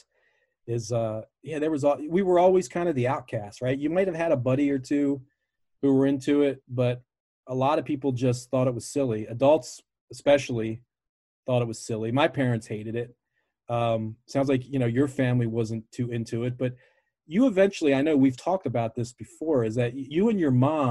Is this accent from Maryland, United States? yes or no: yes; Baltimore, Maryland, United States; I grew up in Baltimore